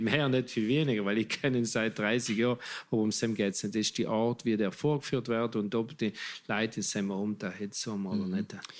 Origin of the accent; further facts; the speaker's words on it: Italy; bei uns in Italien